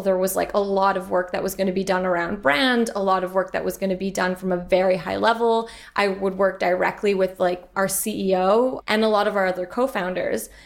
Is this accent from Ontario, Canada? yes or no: no; Montreal, Quebec, Canada; also born or lived in United Kingdom; I'm originally from Montreal